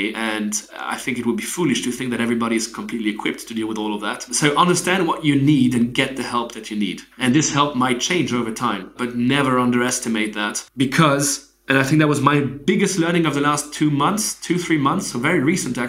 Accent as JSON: {"language": "English", "region": "Geneva", "country": "Switzerland", "tie": "born or raised there", "said": "I'm from Switzerland, right? I grew up in Switzerland."}